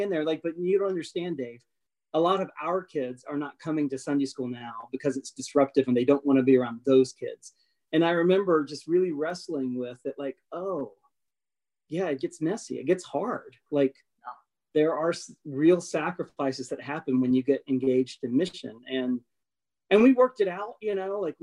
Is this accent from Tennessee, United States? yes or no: yes; a small town in Tennessee, United States; moved away as an adult; also born or lived in North Carolina; my hometown